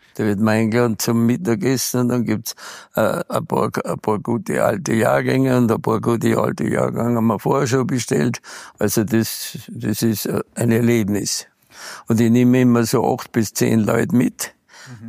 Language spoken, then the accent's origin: German; Arlberg, Tyrol, Austria; also born or lived in Bad Gastein; meine Heimat ist hier